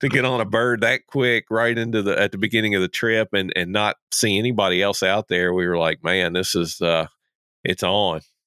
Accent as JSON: {"language": "English", "region": "Kentucky", "country": "United States", "moved": "yes", "said": "I'm originally from Kentucky"}